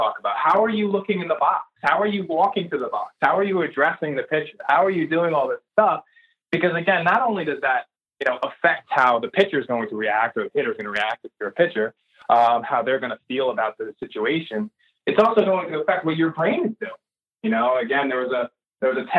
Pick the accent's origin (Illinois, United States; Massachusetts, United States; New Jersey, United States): New Jersey, United States; we're from New Jersey